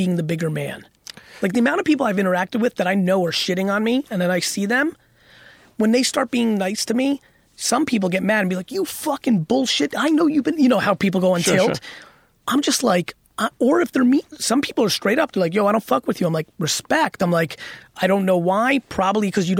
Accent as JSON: {"language": "English", "town": "Edison", "region": "New Jersey", "country": "United States", "tie": "born or raised there", "also_born_or_lived": "Russia / Queens", "said": "I lived in Edison, New Jersey when the huge Indian immigration came"}